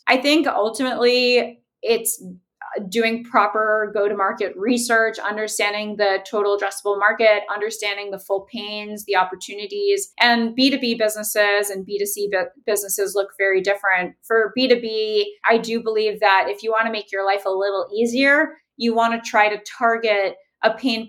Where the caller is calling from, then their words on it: Miami, Florida, United States; I'm calling in from Miami, Florida